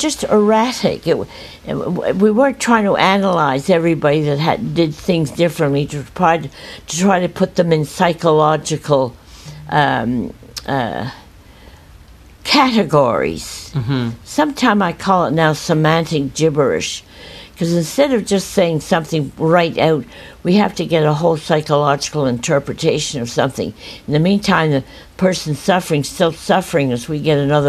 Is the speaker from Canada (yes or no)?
yes; Montreal, Quebec, Canada; I was born in Montreal